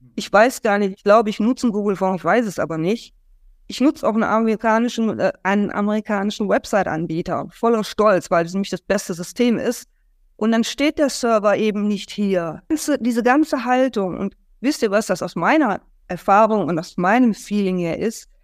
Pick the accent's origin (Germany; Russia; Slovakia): Germany; als Deutscher